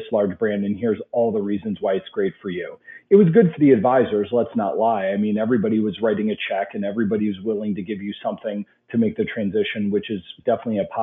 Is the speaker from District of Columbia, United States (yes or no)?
no; Cleveland, Ohio, United States; ended up back in Cleveland, which is my hometown